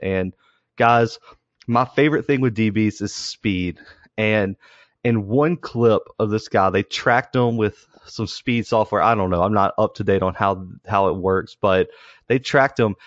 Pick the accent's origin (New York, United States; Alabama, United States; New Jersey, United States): Alabama, United States; Southern; two guys from Southern Alabama